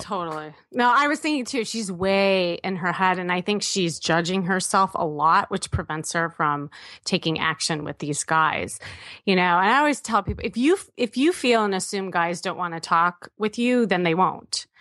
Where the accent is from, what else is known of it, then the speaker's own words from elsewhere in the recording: Midwest, United States; I'm from the Midwest.